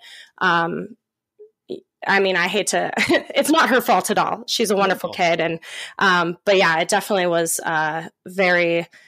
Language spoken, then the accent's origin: English; Oregon, United States; also born or lived in Bend; So I have been born and raised in Oregon. I was born in Bend, Oregon. And my mom was very young, so we lived with my grandparents there until I was 5. And then my mom moved me down to Southern Oregon